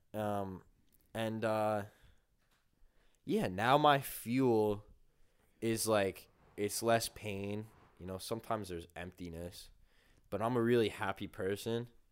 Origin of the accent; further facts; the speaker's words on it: Caldwell, New Jersey, United States; I'm like, "Caldwell."